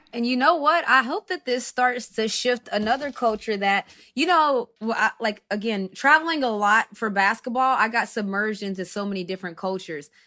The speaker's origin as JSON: {"language": "English", "country": "United States", "first_language": "English"}